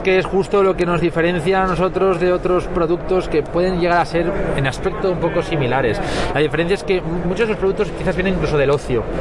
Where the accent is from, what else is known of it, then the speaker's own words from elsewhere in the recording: Valencia, Valencian Community, Spain; nosotros somos de Valencia nacimos allí en Valencia, tenemos playa